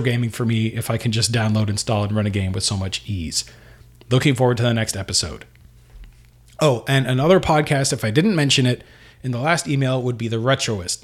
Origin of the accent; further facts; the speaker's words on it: Canada; here in Canada